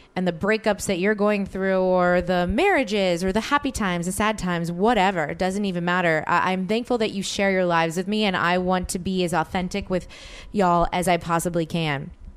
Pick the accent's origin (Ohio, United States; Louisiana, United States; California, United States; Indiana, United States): Louisiana, United States; New Orleans; moved away as an adult; now in Los Angeles, United States; New Orleans, my hometown